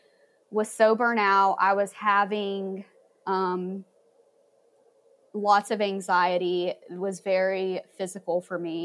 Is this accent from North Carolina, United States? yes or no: yes; Hickory, North Carolina, United States; now in Asheville, United States; I grew up in Hickory